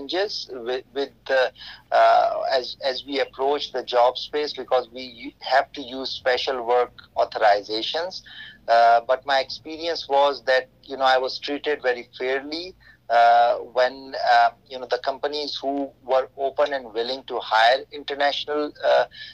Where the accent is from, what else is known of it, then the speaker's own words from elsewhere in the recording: Pakistan; moved away as an adult; now in United States; my home country, Pakistan.